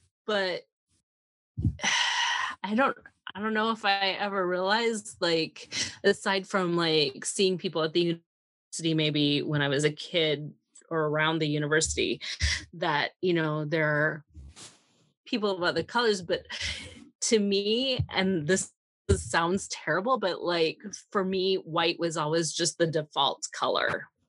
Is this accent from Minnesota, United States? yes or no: yes; Minnesota, United States; You know, the area that I grew up in was rural southern Minnesota, and it was rare to see a person of another color.